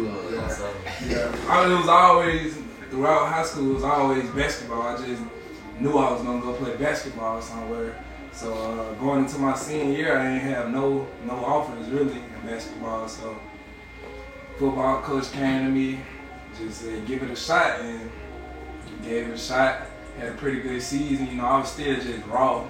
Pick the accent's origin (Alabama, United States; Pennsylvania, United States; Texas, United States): Alabama, United States; Birmingham; from Birmingham, Alabama